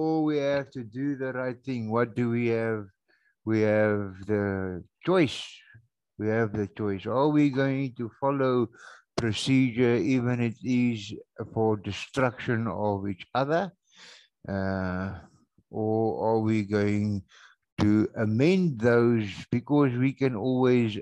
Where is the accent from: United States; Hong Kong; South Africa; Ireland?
South Africa; boertjie hier van Suid-Afrika af